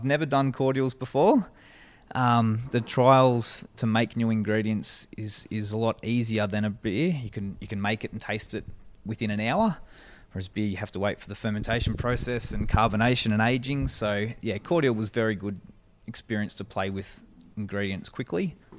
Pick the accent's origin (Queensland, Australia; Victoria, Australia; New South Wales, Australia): New South Wales, Australia; Albury; No, I'm from Albury Wodonga, so born and raised in Albury.